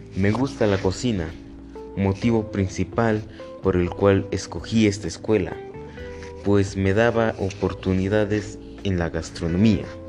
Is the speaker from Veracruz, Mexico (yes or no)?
no; Huejotzingo, Puebla, Mexico; moved away; also born or lived in Torreón, Coahuila; Soy originario de Huejotzingo, Puebla